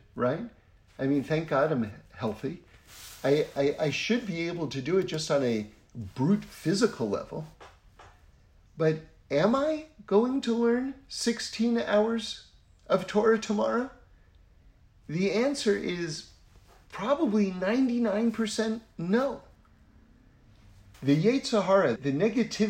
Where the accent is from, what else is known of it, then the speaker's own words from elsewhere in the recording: New York City, New York, United States; I grew up in New York City, which is, you know, a pretty wild place to grow up